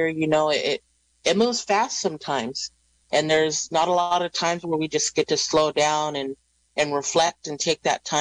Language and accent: English; Round Valley, California, United States; Round Valley. Our valley had a boarding school there on the reservation